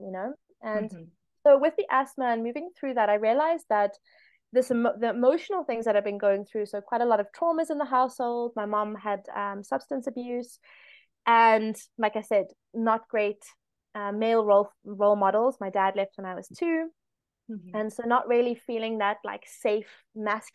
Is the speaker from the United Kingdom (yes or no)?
no; South Africa; I'm South African